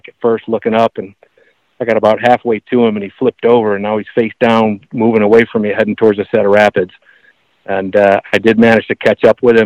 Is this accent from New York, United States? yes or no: yes; Buffalo, New York, United States; moved away as an adult; also born or lived in Northeast; now in near Asheville, United States; I grew up in Buffalo, where people are very friendly and chatty